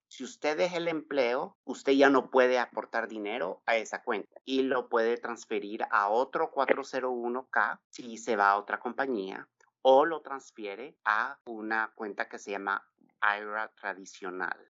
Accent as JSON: {"language": "Spanish", "region": "Texas", "country": "United States", "tie": "born or raised there", "also_born_or_lived": "San Salvador, El Salvador", "moved": "as an adult", "lives_now": "California, United States", "said": "Yo nací en San Salvador, El Salvador. Me vine de cinco años con mis padres y hermanas a Texas y viví, crecí, me eduqué y trabajé por bastantes años"}